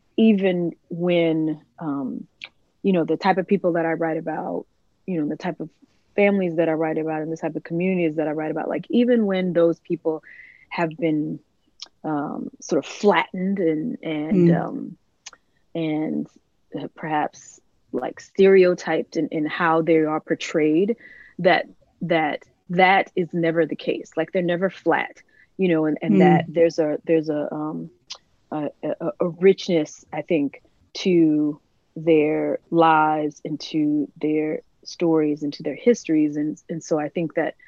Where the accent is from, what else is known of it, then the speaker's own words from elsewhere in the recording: DeLisle, Mississippi, United States; my hometown, DeLille